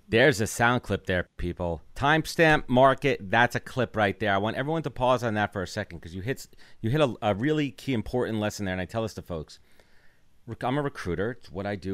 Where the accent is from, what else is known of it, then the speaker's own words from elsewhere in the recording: New York City, New York, United States; I'm Brooklyn born and raised